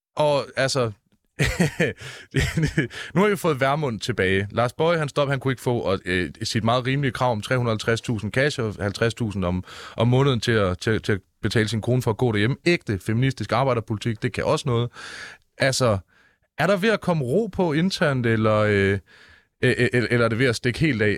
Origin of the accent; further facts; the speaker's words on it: Mårslet, Central Denmark Region, Denmark; jeg er fra Morslet.